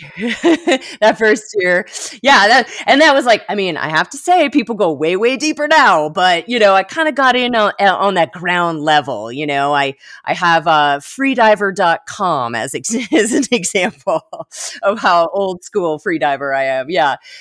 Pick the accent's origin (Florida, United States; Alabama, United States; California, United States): Florida, United States; Florida Keys, United States; also born or lived in Miami Beach; now in Colorado, United States; I grew up in the Florida Keys